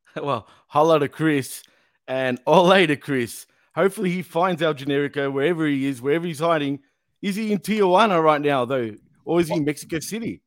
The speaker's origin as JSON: {"language": "English", "country": "Australia", "accent": "Aussie"}